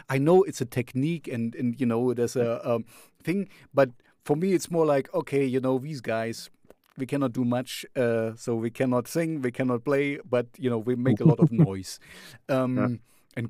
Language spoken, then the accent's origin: English; Jena, Thuringia, Germany; I'm here in Jena, that's my hometown